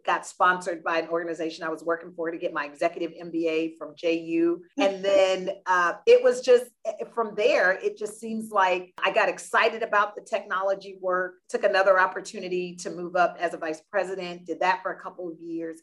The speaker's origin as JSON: {"language": "English", "town": "Deerfield Beach", "region": "Florida", "country": "United States", "moved": "as an adult", "said": "I am originally from South Florida, little town called Deerfield Beach. Left home 1988, went to college"}